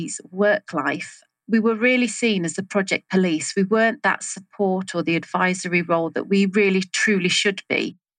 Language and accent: English; England, United Kingdom; also born or lived in Salisbury; I'm from England, currently in Salisbury, so sort of south central of England